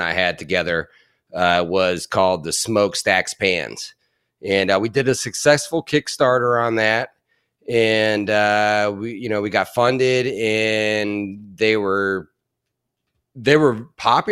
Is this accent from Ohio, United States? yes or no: yes; Canton, Ohio, United States; I grew up in Canton, Ohio